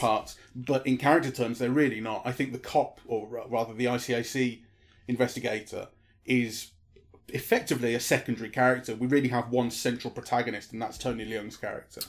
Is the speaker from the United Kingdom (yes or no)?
yes; United Kingdom; being British